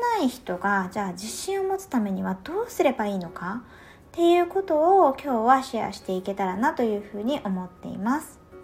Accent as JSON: {"language": "Japanese", "region": "Tohoku", "country": "Japan", "tie": "born or raised there", "said": "東北出身な"}